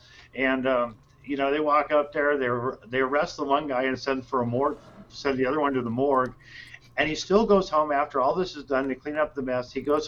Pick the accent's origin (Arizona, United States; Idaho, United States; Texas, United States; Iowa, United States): Arizona, United States; Tucson; You know, I grew up in Arizona.